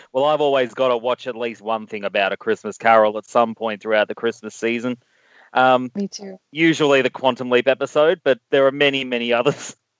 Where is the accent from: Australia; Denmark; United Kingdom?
Australia; As an Australian